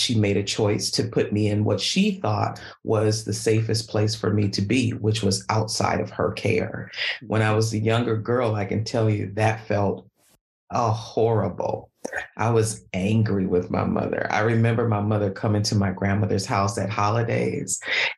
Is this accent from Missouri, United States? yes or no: no; Milwaukee, Wisconsin, United States; I was born and raised in Milwaukee, Wisconsin